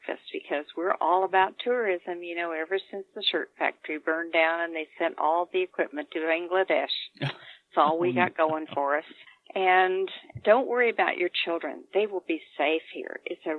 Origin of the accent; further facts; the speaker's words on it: Santa Fe, New Mexico, United States; I came from Santa Fe, which was multicultural.